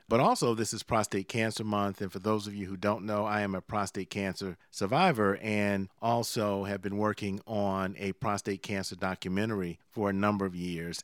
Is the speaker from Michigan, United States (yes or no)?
no; Savannah, Georgia, United States; near my hometown of Savannah